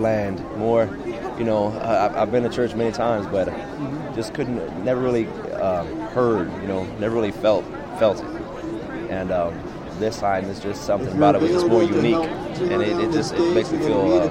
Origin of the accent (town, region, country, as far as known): Ontario, California, United States